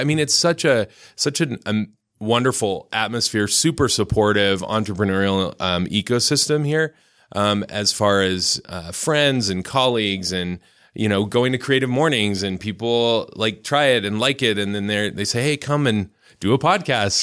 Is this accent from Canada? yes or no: yes; Lethbridge, Alberta, Canada; also born or lived in Arizona / Seattle / Provo, Utah / Southern California; now in Utah, United States; I grew up in Canada, in southern Alberta